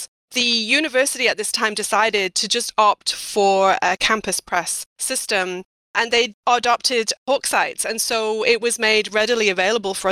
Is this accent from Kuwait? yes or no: no; Yorkshire and the Humber, United Kingdom; also born or lived in Iowa, United States; now in United States; I am a Yorkshire lass